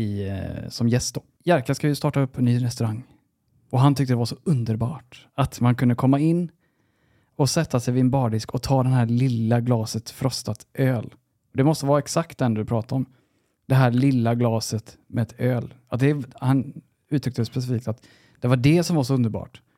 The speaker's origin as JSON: {"language": "Swedish", "country": "Sweden", "said": "jag var svensk"}